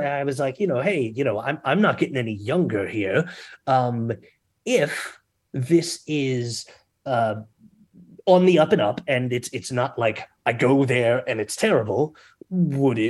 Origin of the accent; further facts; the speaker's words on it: Baltimore, Maryland, United States; moved away as an adult; now in Philadelphia, United States; I'm originally from Baltimore